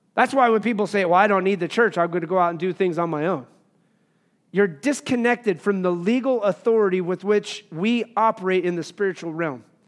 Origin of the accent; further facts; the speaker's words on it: Wyoming, United States; I grew up in Wyoming